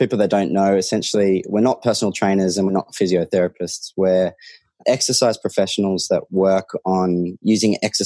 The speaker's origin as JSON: {"language": "English", "town": "Sydney", "region": "New South Wales", "country": "Australia", "tie": "born or raised there", "said": "I grew up in Sydney"}